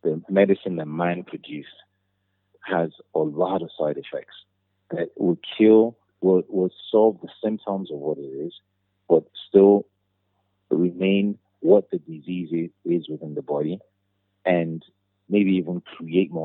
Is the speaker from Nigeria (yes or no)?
yes; Nigeria